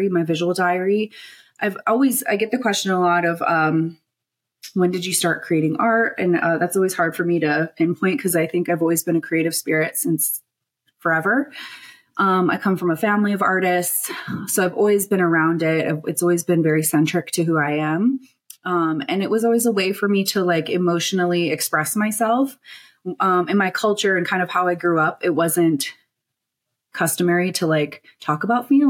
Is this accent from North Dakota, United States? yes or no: yes; Standing Rock Sioux Nation, North Dakota, United States; now in Denver, United States; I come from the Standing Rock Sioux Nation of North Dakota, but currently reside in Denver, Colorado.